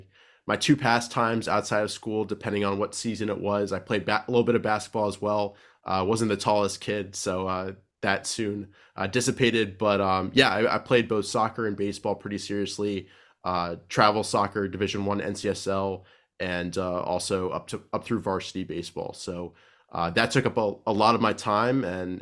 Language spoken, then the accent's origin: English; Silver Spring, Maryland, United States; I grew up right near Washington, D.C. in Silver Spring, Maryland.